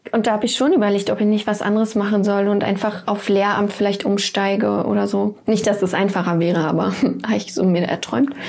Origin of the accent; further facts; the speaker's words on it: East Germany, Germany; Ja, ich bin so aufgewachsen. Kirche war, also ich komme aus dem Osten